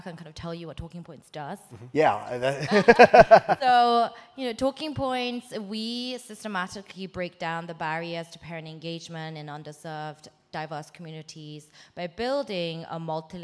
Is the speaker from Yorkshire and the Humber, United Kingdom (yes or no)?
no; London, United Kingdom; also born or lived in South Korea; I am Korean. I moved from Korea to England when I was 8 and lived in basically the Sunnyvale equivalent, but in London.